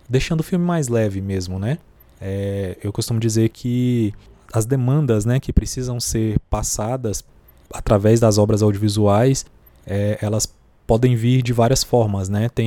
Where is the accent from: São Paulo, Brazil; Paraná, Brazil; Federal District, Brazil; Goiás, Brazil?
Goiás, Brazil; Goiânia; Eu Sou nascido em Goiânia, né? Filho de mineiros, nascido em Goiânia. Nasci num bairro chamado Setor Norte Ferroviário, que é bem pertinho do centro da capital.